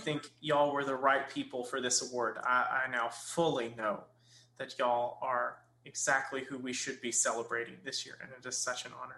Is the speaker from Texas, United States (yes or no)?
yes; Kilgore, Texas, United States; I grew up in Kilgore